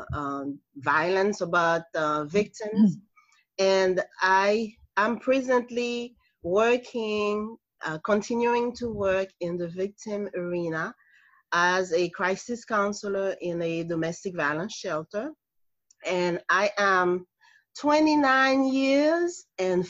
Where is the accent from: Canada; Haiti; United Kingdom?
Haiti; moved away as an adult; I am from Haiti, and I immigrated here about 40 years ago. And I went to school here, I mean, to college here.